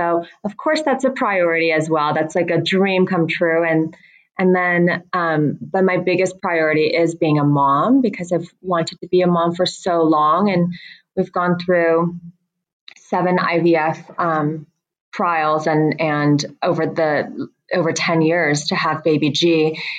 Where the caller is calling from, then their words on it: Joshua Tree, California, United States; I am calling from the set of Bling Empire. We are currently filming Bling Empire in, in Joshua Tree, which is um, just about 20, 30 minutes away from Palm Springs.